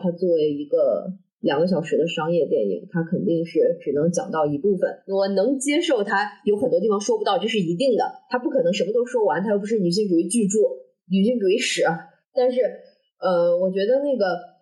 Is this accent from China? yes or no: yes; China; moved away; 我的老家一个五线的小城市